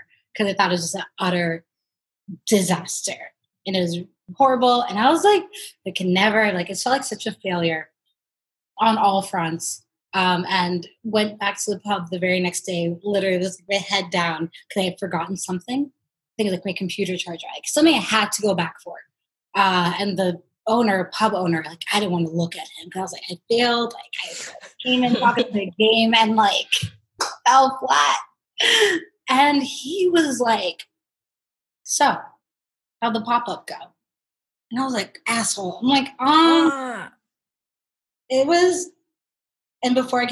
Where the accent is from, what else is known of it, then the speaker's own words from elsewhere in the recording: United States; moved away as an adult; also born or lived in Islington, London; I'm an American, I couldn't own a business there